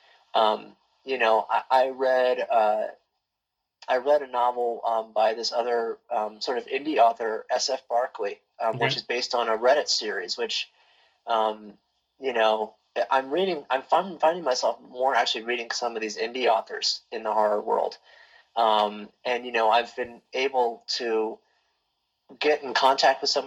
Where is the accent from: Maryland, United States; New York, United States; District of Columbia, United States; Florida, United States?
Maryland, United States; Baltimore; I'm from Baltimore, Maryland, which is where Edgar Allan Poe is from. And so I kind of grew up with him